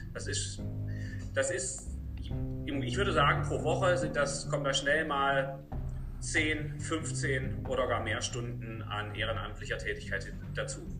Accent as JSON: {"language": "German", "country": "Germany", "moved": "as an adult", "lives_now": "Paderborn, Germany", "said": "noch in der D D R, da bin ich ja her"}